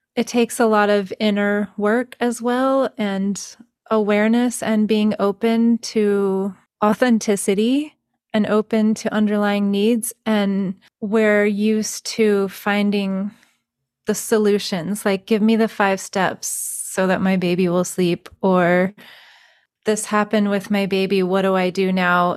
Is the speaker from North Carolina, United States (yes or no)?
yes; North Carolina, United States; also born or lived in Colorado; now in Texas, United States; I'm from North Carolina, which is East Coast, and I live in Texas now